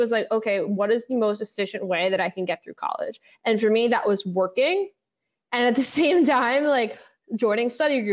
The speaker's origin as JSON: {"language": "English", "town": "New York City", "region": "New York", "country": "United States", "tie": "born or raised there", "said": "I grew up in the West Village with my dad."}